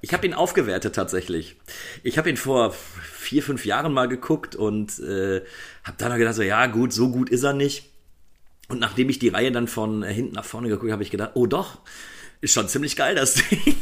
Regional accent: Germany; bei uns in Deutschland

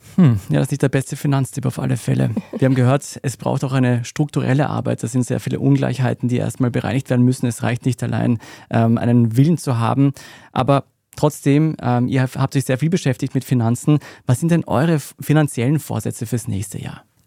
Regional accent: Austria; bei uns in Österreich

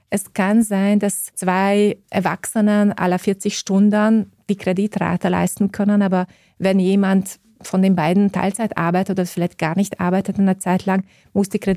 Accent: Austria; ich kann eine österreichische Immobilie als Österreicherin auch mit deutschen Banken finanzieren

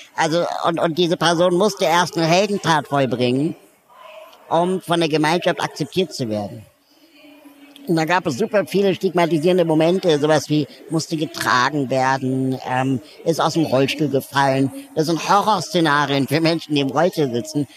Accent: Berlin, Germany; Ich komme auch aus Berlin

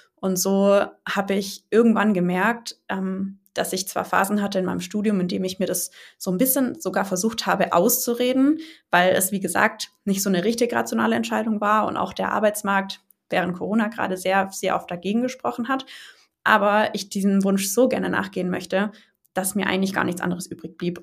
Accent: near Stuttgart, Baden-Württemberg, Germany; Ich komme aus der Nähe von Stuttgart

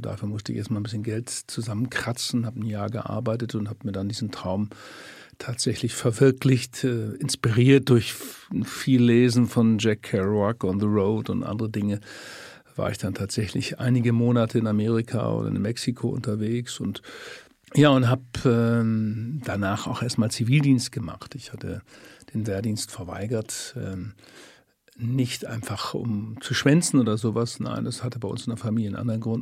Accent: Lower Saxony, Germany; moved away; also born or lived in Cologne; in meinem Heimatort Tüstringen in der Nähe von Bremen die ganzen Jahre Fußball gespielt

